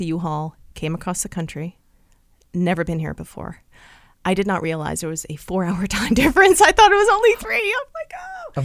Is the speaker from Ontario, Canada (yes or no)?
no; Vancouver, British Columbia, Canada; moved away as an adult; also born or lived in Nanaimo; I'm originally from Vancouver